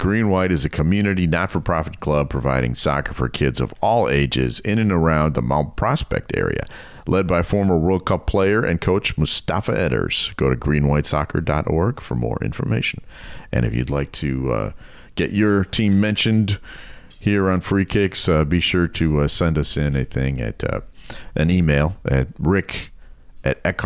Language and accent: English; Germany; now in United States; I grew up in Germany